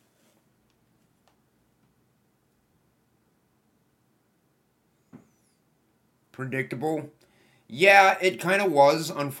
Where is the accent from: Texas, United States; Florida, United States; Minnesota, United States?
Minnesota, United States; I am from Minnesota. USA